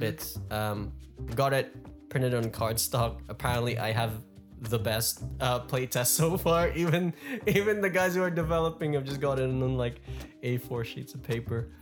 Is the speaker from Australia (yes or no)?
yes; Melbourne, Victoria, Australia; Melbourne, my hometown